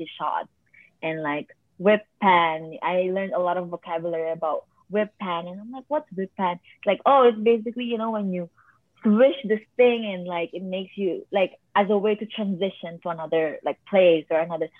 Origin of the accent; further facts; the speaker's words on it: Philippines; now in Canada; a Filipino who immigrated here